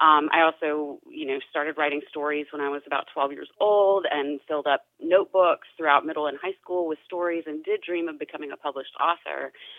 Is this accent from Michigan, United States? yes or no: no; Spartanburg, South Carolina, United States; That is correct. Yeah, if you've been up 85 heading to Charlotte, you've passed it.